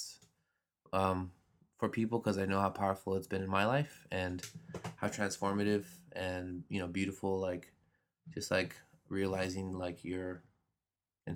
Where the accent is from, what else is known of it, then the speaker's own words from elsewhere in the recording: Los Angeles, California, United States; I grew up here in Los Angeles